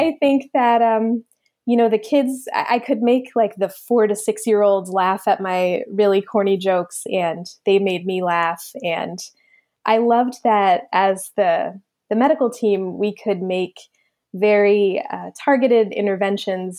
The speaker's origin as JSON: {"language": "English", "town": "Middletown", "region": "New Jersey", "country": "United States", "tie": "born or raised there", "also_born_or_lived": "Pennsylvania", "said": "I grew up in New Jersey"}